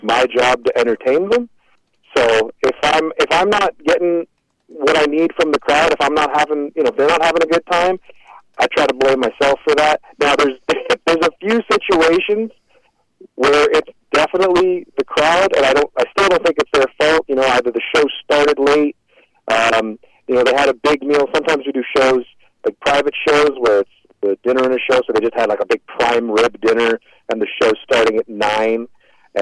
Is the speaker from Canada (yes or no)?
yes; Canada; growing up in Canada is pretty good